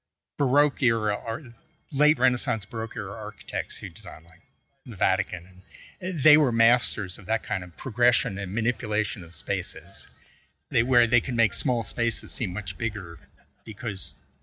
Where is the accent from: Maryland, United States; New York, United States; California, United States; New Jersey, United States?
New York, United States; New York City; moved away; I grew up in Staten Island.